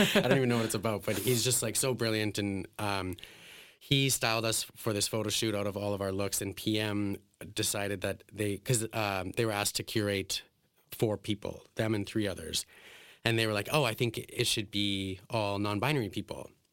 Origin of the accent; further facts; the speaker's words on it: Alberta, Canada; when I was a kid, I grew up in like a very white suburban town. It was like an oil town in Alberta